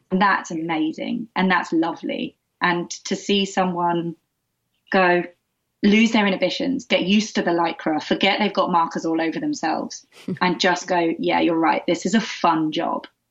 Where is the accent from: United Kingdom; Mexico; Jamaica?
United Kingdom; Essex, East of England; I grew up in the UK. I grew up mainly just outside of London in Essex